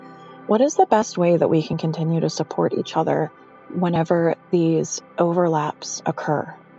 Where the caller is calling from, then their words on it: Pennsylvania, United States; Hi, dear Headspace. … I'm calling in from Pennsylvania.